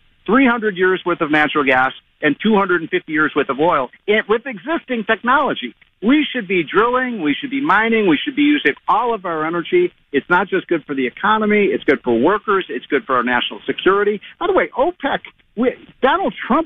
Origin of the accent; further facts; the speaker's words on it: Illinois, United States; I grew up in Illinois